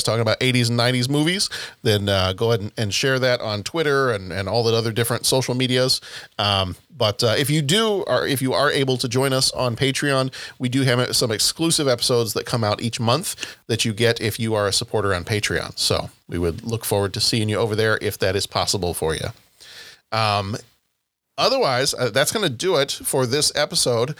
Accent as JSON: {"language": "English", "region": "the South", "country": "United States", "said": "I'm from the South"}